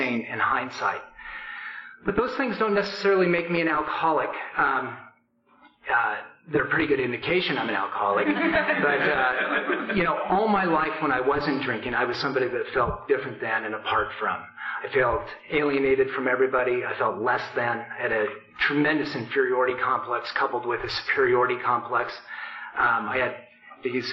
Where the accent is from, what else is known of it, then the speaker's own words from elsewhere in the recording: Portland, Oregon, United States; I grew up in Portland